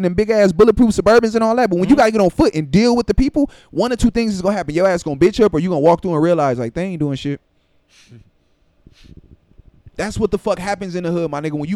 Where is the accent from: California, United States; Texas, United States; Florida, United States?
California, United States; Compton; I'm from Compton